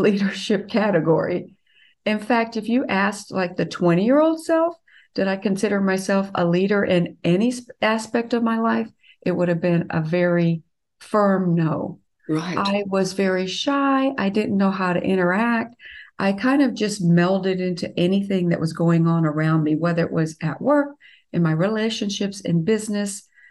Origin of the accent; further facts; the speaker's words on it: the South, United States; I'm from the South